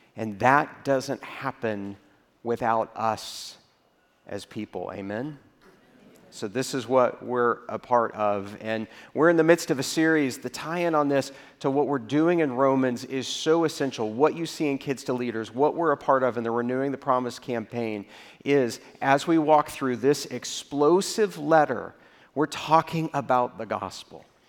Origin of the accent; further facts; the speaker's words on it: Texas, United States; I grew up in Texas